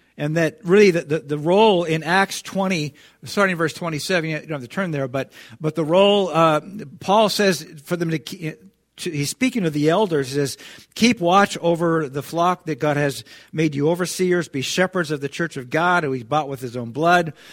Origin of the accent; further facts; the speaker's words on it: United States; we as American Christians